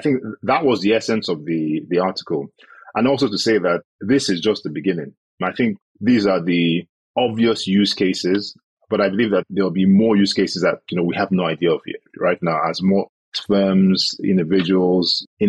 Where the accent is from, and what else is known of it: Nigeria